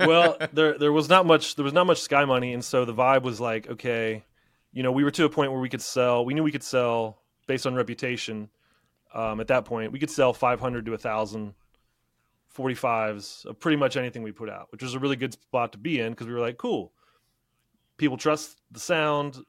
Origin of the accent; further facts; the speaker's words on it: Middletown, Ohio, United States; I was teaching where in my hometown, uh, Middletown, Ohio